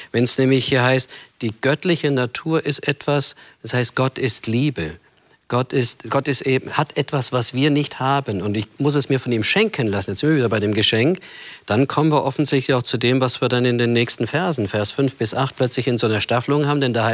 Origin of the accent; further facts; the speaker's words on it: Germany; weil ich als Deutscher so ein Wort habe, das mir immer im Ohr klingt.